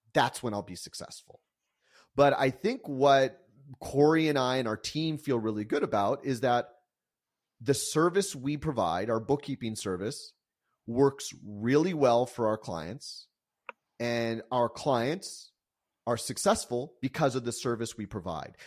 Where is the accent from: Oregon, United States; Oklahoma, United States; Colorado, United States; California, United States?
California, United States; San Diego; also born or lived in Calgary, Alberta, Canada; I was actually born in, in Calgary, Alberta, and, um, and moved to San Diego when I was about four years old.